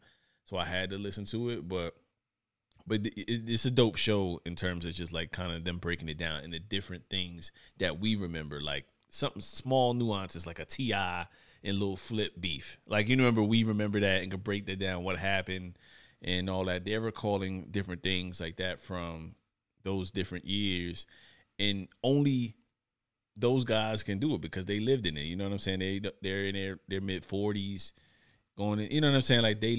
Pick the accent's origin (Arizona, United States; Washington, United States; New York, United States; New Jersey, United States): New York, United States; And I'm from New York.